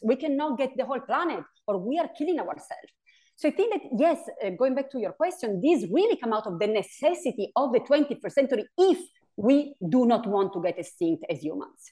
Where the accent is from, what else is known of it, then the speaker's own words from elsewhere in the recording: Italy; English is a second language; also born or lived in New York State; now in New York, United States; my pronunciation here is, is a little off because I'm originally from Italy